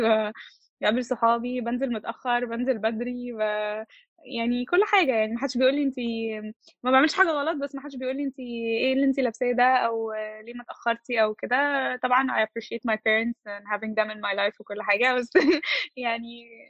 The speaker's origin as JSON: {"language": "Arabic", "country": "Egypt", "also_born_or_lived": "York, England", "said": "احنا عندنا في مصر"}